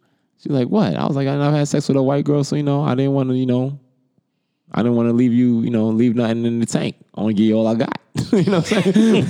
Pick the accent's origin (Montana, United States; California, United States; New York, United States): New York, United States; New York City; accent: New York; moved away as an adult; So I'm in Atlanta. So you can imagine being in Atlanta, and my New York accent cuts through on that party line.